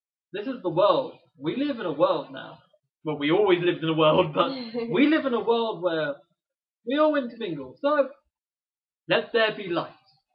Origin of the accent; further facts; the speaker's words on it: United Kingdom; accent: British; I am a British guy, right? You can tell by my accent.